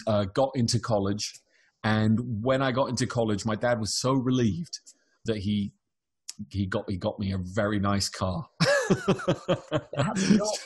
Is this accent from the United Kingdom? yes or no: yes; United Kingdom; moved away as an adult; now in California, United States; I'm British, I've come to America.